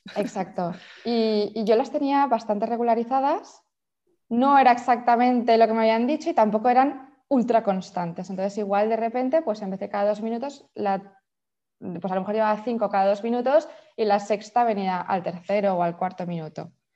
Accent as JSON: {"language": "Spanish", "town": "Valencia", "region": "Valencian Community", "country": "Spain", "moved": "as an adult", "lives_now": "Sant Cugat del Vallès, Spain", "said": "soy de Valencia como tú, pero me mudé a Barcelona por mi marido"}